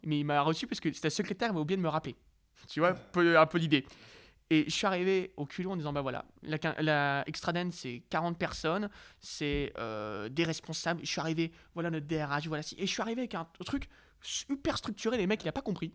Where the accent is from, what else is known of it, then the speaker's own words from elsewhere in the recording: Lille, Hauts-de-France, France; je viens d'une très belle ville qui s'appelle Lille